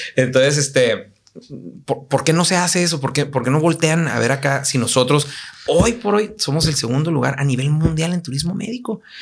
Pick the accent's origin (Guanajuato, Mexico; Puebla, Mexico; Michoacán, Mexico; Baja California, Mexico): Baja California, Mexico; Tijuana; also born or lived in United States; yo me considero muy tijuanense